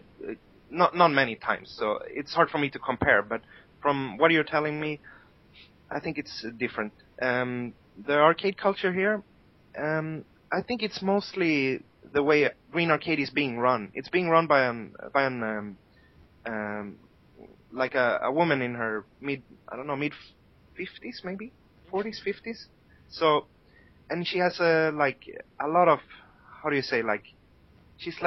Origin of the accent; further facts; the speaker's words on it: Sweden; moved away; I'm from Sweden and I have friends there